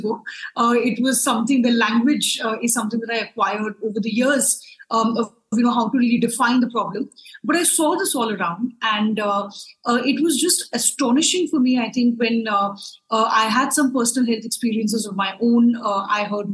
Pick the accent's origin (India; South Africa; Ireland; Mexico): India; Lucknow, Uttar Pradesh; now in New Delhi, India; I grew up in a smaller town in India, called Lucknow